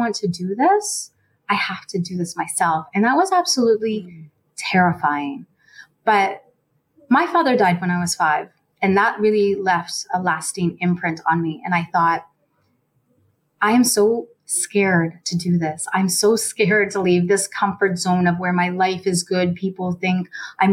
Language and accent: English; Nova Scotia, Canada; moved away; also born or lived in Toronto; I grew up in Nova Scotia, so it wasn't a very diverse province growing up